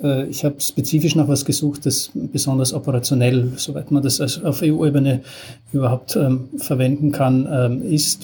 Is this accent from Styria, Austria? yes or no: yes; Styria, Austria; moved away; als gelernter Österreicher äh, war über die Freiwillige Feuerwehr in meinem Heimatdorf in der Steiermark